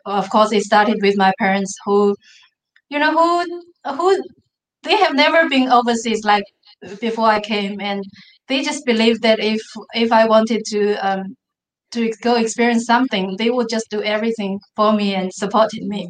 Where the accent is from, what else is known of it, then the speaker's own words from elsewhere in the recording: Mongolia; English is a second language; now in Australia; I was growing up in the Mongolia, which and not only not in the big cities in the Mongolia, but a remote village in the Mongolia